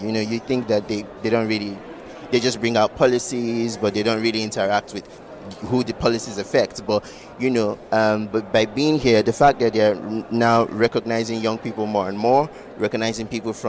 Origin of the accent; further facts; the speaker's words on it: Nigeria; as a Nigerian young person